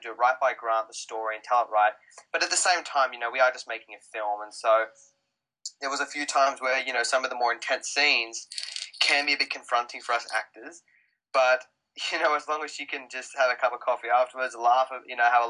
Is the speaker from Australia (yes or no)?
yes; Australia; accent: Australian; moved away